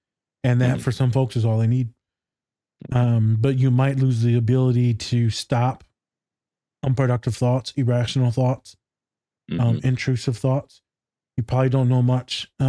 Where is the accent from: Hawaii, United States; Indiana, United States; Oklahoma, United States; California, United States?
Hawaii, United States; And she goes, you're not Mexican. I said, yeah, well, I'm Hawaiian.